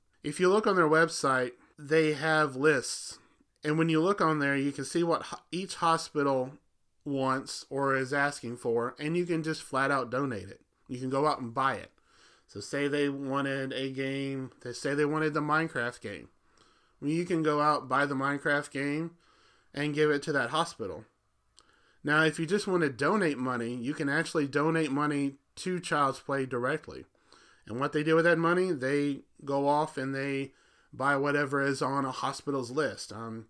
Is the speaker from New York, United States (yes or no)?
no; Alabama, United States; When I was growing up, and I grew up in Alabama, which Memphis is about, I want to say, 2.5 hours from where I grew up in Alabama.